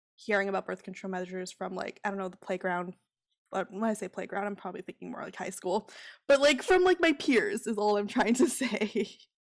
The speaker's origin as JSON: {"language": "English", "region": "Ontario", "country": "Canada", "tie": "born or raised there", "said": "I grew up in Ontario"}